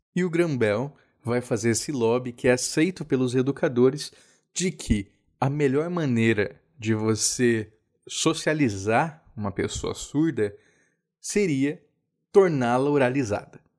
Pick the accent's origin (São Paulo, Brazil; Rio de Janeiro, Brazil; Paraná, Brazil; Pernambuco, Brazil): Rio de Janeiro, Brazil; Cabo Frio; Eu nasci em Cabo Frio